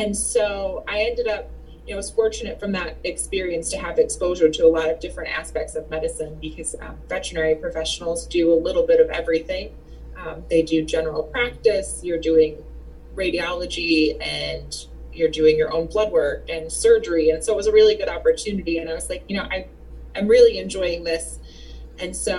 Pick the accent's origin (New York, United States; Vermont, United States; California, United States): Vermont, United States; Bennington; I was born and raised in Bennington, finished my high school career out here, graduated from high school from Mount Anthony